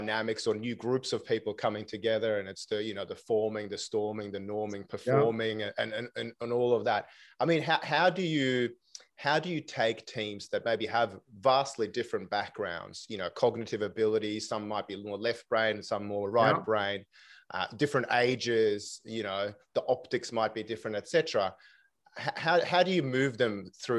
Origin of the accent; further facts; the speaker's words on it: Stockholm, Stockholm County, Sweden; accent: Swedish Australian; now in Sydney, Australia; When I lived in Stockholm, I grew up in Stockholm